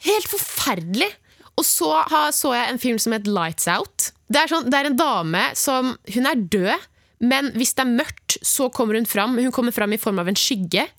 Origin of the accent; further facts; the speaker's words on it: Oslo, Norway; hjemme i Oslo, der hvor mamma og pappa bor, der, der jeg vokste opp